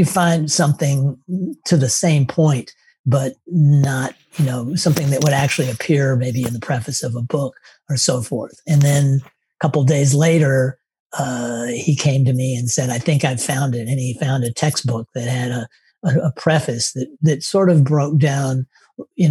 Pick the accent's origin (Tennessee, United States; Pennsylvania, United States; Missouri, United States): Tennessee, United States; moved away; I grew up in Tennessee and I lived in a suburb that was right next to woods and farmland